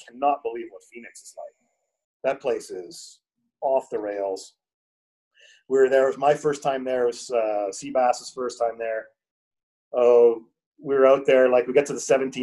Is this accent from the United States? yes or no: no; Canada; moved away as an adult; also born or lived in Calgary, Canada / Ecuador / Spain; now in Colombia; I moved away from Canada, I guess, 7.5 years ago